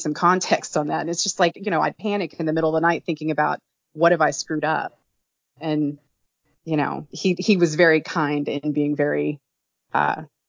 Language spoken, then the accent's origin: English; Kentucky, United States; I'm from Kentucky